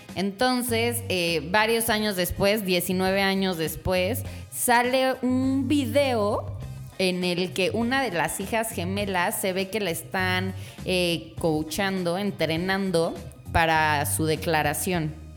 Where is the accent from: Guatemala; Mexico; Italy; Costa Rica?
Mexico; uno como latino mexicano